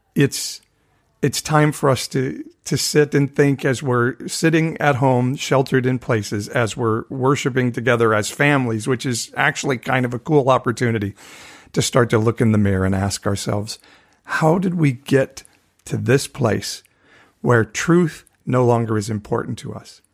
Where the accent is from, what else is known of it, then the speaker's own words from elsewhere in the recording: Fresno, California, United States; my hometown of Fresno, California